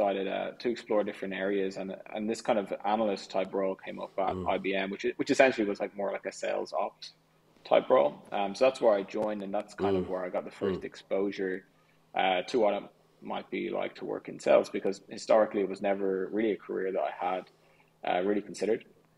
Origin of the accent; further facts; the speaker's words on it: Clontarf, Leinster, Ireland; now in London, United Kingdom; I loved it there. I mean, I originally was in Griffith Avenue for about 12 years or so, and then we moved to Clontarf.